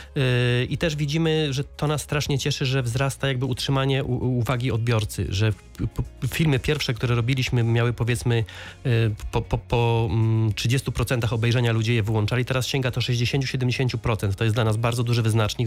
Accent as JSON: {"language": "Polish", "region": "Lower Silesian Voivodeship", "country": "Poland", "tie": "born or raised there", "said": "ja tutaj mieszkam od urodzenia"}